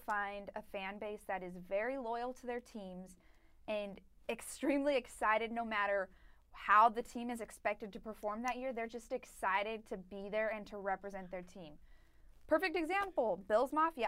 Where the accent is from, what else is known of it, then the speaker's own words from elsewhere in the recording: Colorado, United States; moved away; I'm from Colorado